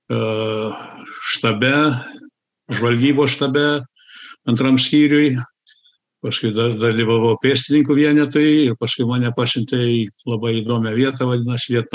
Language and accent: Lithuanian; United States; also born or lived in Germany; aš buvau sukurtas Lietuvoje, gimiau Vokietijoje, užaugau Amerikoje. Lietuvą pirmą kartą pamačiau 91-2 metais.